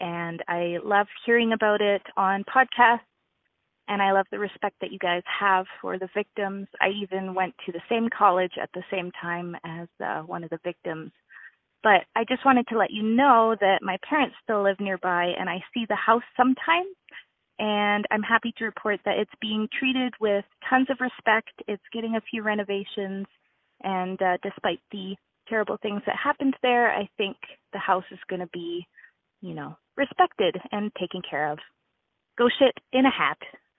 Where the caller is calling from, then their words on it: Drumheller, Alberta, Canada; Hey, I am calling from Drumheller, Alberta.